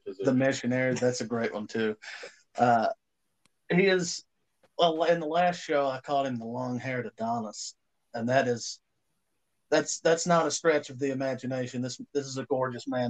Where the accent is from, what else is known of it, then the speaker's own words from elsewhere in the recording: East Tennessee, United States; we are four friends from East Tennessee